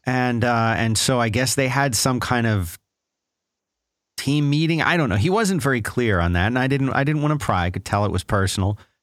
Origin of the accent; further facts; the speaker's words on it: Philadelphia, Pennsylvania, United States; moved away; I grew up in Philadelphia